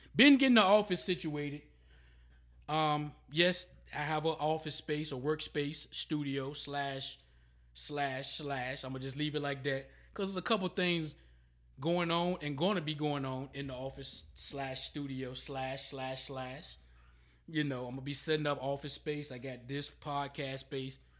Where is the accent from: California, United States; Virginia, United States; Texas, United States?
Virginia, United States; Emporia; I'm from Emporia, Virginia